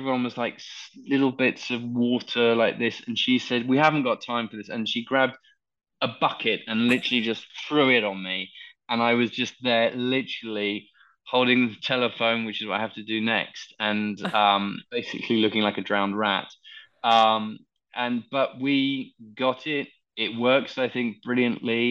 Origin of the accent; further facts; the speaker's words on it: London, United Kingdom; I very rarely get a chance to shoot in my hometown